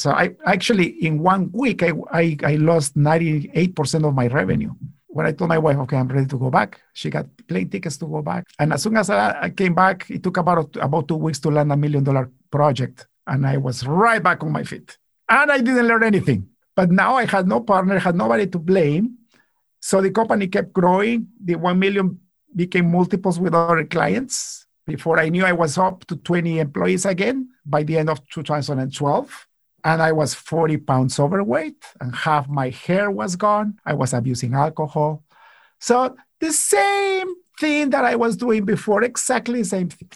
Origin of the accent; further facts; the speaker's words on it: Guatemala; now in Canada; I come from Guatemala